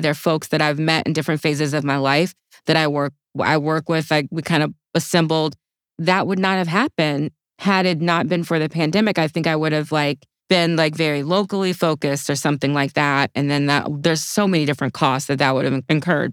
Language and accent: English; Opelousas, Louisiana, United States; I grew up in a small town called Opelousas, Louisiana.